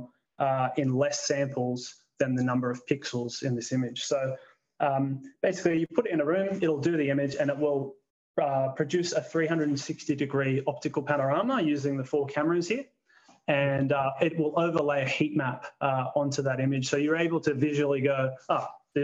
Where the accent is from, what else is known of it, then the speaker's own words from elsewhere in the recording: Canberra, Australian Capital Territory, Australia; moved away as an adult; also born or lived in Wollongong, Australia; now in Lucas Heights, Australia; I am, originally from Canberra.